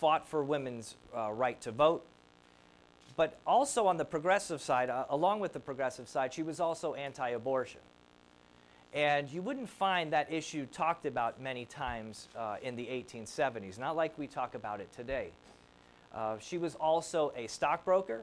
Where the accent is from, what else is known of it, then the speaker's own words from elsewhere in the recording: New Jersey, United States; moved away; Now, I grew up in New Jersey.